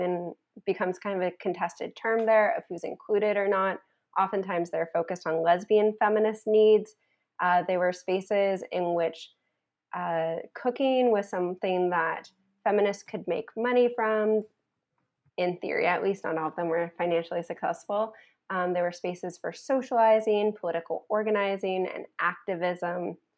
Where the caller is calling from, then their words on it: Montreal, Quebec, Canada; I'm calling in from Montreal, Canada